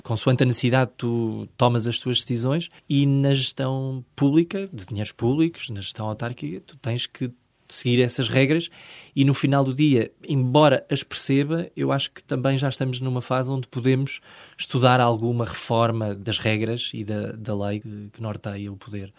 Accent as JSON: {"language": "Portuguese", "town": "Manteigas", "region": "Centro", "country": "Portugal", "tie": "born or raised there", "also_born_or_lived": "Lisbon", "moved": "as an adult", "said": "eu sair de Manteigas, do interior, ter nascido e crescido nesta, nesta localidade"}